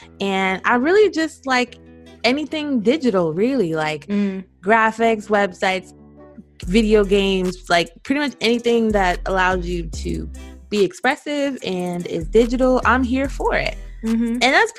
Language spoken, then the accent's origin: English; East Coast, United States; now in Seattle, United States; I currently live in Washington, in Seattle, but I am from the East Coast, and I am 28, a summer baby who loves the wintertime.